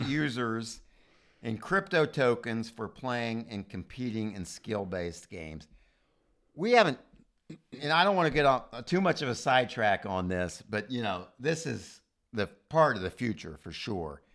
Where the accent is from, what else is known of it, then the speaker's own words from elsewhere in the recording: United States; as an American